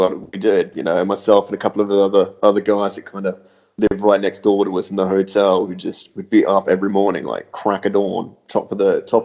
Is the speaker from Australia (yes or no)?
yes; Australia; moved away as an adult; also born or lived in London; growing up in Australia, everything was very, very casual and laid back